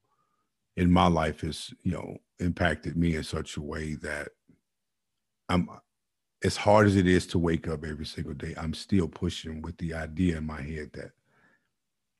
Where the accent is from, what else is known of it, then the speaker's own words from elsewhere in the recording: Chicago, Illinois, United States; All of us are products of Chicago. We're products, not only Chicago, Inglewood, for that matter. I remember days growing up in Chicago